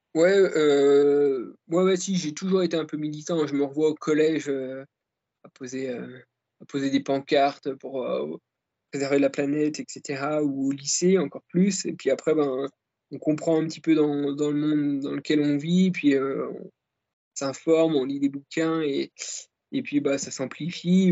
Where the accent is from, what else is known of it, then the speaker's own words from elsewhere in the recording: Jura, Bourgogne-Franche-Comté, France; quand j'étais gamin euh, dans le Jura